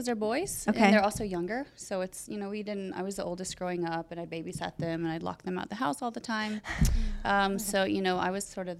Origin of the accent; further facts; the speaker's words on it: the South, United States; moved away as an adult; also born or lived in New Orleans / California; now in Las Vegas, United States; No, I'm from the South originally. So I've been here from Los Angeles for work here since 2003 or four. So it's home now. Mm-hmm. I've been here 20 years.